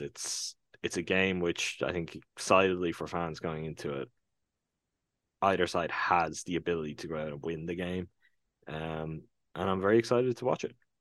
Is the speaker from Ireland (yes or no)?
yes; Ireland; my home country